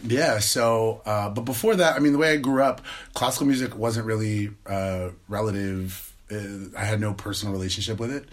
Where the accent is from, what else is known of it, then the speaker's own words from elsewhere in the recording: Pittsburgh, Pennsylvania, United States; moved away as an adult; now in Bay Area, United States; I was born and raised in Pittsburgh, Pennsylvania